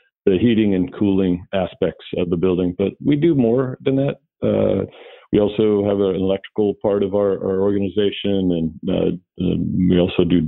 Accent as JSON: {"language": "English", "area": "Puget Sound area", "region": "Washington", "country": "United States", "tie": "born or raised there", "said": "I am born and raised in the Puget Sound area"}